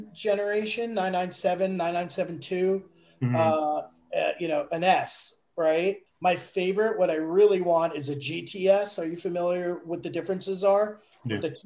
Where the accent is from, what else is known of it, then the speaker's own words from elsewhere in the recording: New York, United States; moved away as an adult; now in Los Angeles, United States; I'm a New Yorker